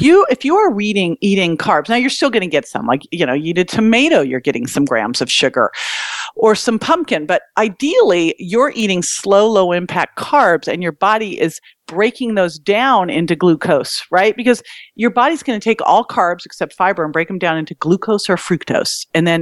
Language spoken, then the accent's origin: English; Berkeley, California, United States; I grew up in Berkeley